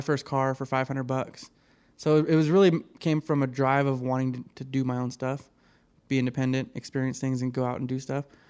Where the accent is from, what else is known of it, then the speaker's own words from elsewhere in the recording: Reno, Nevada, United States; I was born in Reno here